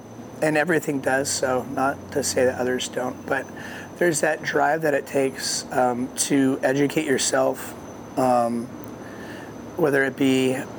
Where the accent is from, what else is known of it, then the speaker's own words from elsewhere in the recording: Colorado, United States; because that's when we grew up in Colorado, Navajo residents there.